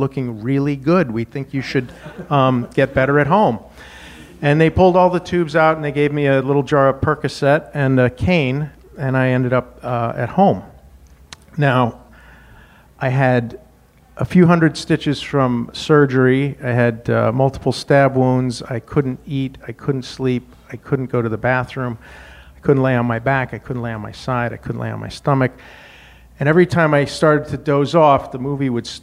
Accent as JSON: {"language": "English", "region": "Wyoming", "country": "United States", "tie": "born or raised there", "moved": "yes", "said": "I grew up in Wyoming"}